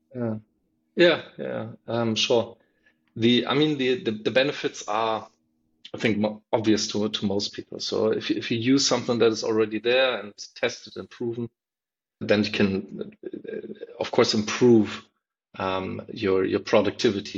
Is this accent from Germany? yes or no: yes; Berlin, Germany; I'm from Berlin